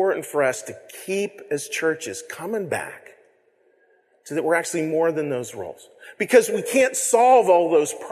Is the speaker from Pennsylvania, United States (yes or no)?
yes; Western Pennsylvania, United States; I grew up in Western Pennsylvania